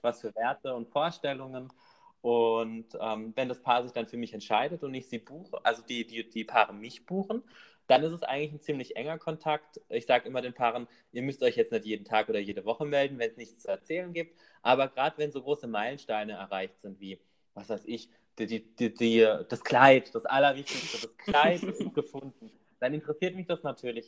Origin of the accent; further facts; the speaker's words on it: Rhineland-Palatinate, Germany; bei uns in der Pfalz